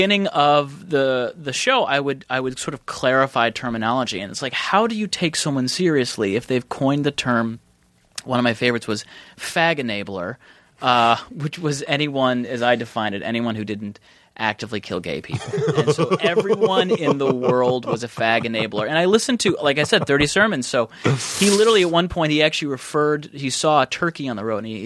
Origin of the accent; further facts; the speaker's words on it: Ann Arbor, Michigan, United States; I'm from Ann Arbor, Michigan, which is a very liberal college town